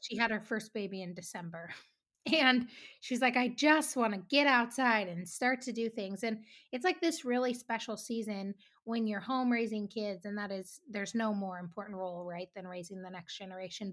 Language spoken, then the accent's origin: English; Three Forks, Montana, United States; We're both from Three Forks